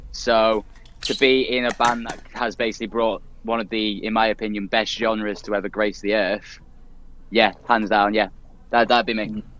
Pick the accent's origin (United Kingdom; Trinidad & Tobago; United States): United Kingdom; Liverpool, North West England; it's my hometown. Uh, Liverpool Academy